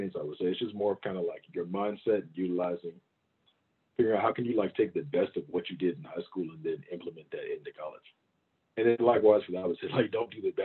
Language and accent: English; Augusta, Georgia, United States; also born or lived in Baton Rouge, Louisiana; I grew up in Augusta, Georgia. It's about 2 hours east of Atlanta